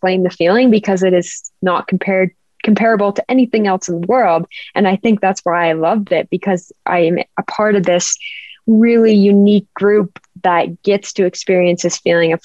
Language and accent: English; Park City, Utah, United States; I grew up in Park City, Utah